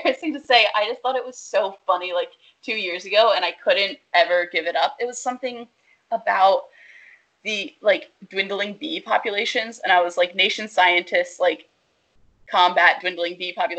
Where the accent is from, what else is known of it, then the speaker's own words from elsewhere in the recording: Pennsylvania, United States; also born or lived in Woodside, Queens, New York; now in New York City, United States; I'm from Pennsylvania and I'll say I'm from Philly